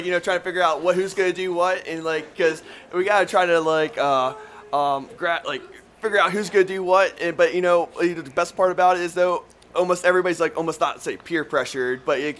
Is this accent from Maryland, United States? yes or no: yes; Oldtown, Maryland, United States; I'm from Old Town, Maryland.